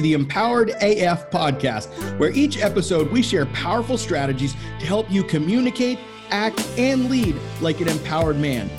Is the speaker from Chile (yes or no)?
no; Florida, United States; When I was growing up, I was raised in South Florida, and I lived with my dad and my stepmom.